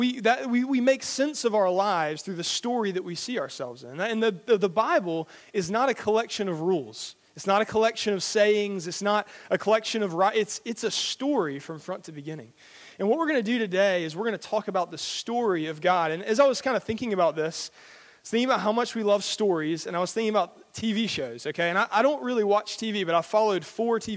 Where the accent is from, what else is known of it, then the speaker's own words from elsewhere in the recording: Georgia, United States; moved away as an adult; now in Billingshurst, United Kingdom; I'm from America. I'm from Georgia, which is in the south